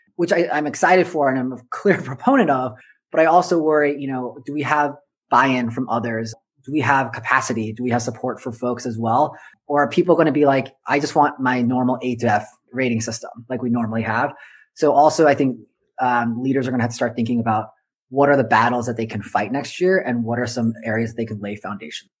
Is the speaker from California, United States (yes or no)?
yes; Southern California, United States; I grew up in Southern California